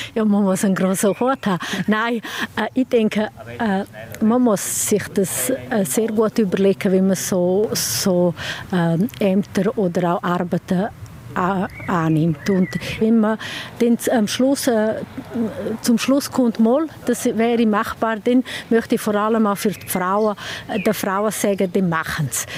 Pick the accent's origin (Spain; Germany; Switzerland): Switzerland; Sent, Graubünden; ich komme von Send, bin dort äh, im Gemeindeverstand